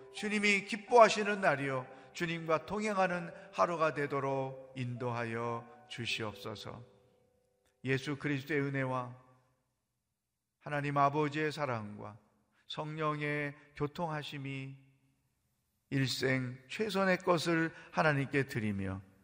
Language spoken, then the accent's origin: Korean; Chungcheong, South Korea; 저는 충청도 양반이에요